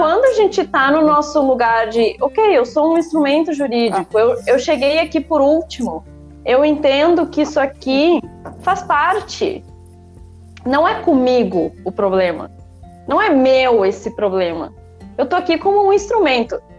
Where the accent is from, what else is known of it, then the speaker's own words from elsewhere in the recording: interior of Rio Grande do Sul, Brazil; also born or lived in Porto Alegre; sou natural do interior do Rio Grande do Sul, mas morava em Porto Alegre nessa época